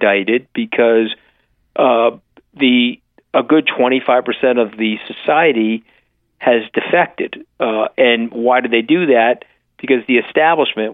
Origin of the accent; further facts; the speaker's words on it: Long Island, New York, United States; we're from Long Island